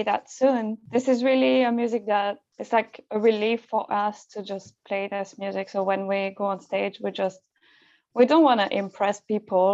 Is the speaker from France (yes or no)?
yes; France; moved away as an adult; also born or lived in Scotland; now in London, United Kingdom; I'm from France